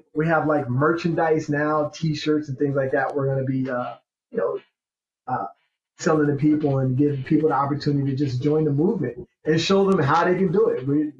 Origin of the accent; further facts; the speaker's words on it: New Jersey, United States; And then I'm from Jersey. My wife's from New York.